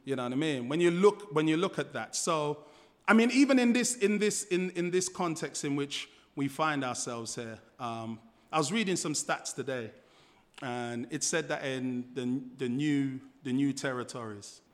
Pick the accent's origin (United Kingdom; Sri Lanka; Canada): United Kingdom; London; moved away as an adult; now in Australia; I grew up in Fulham, um, just around the corner from Chelsea Football Ground.